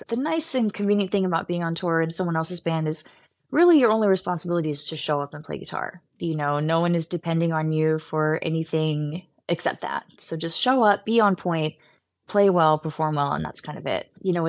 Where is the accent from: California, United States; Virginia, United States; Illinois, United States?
California, United States; Los Angeles; I'm from the Valley in LA.